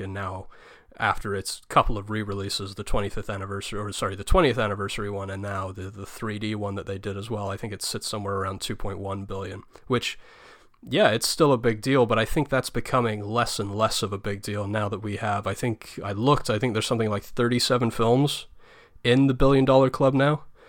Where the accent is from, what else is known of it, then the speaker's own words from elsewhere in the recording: England, United Kingdom; me, being English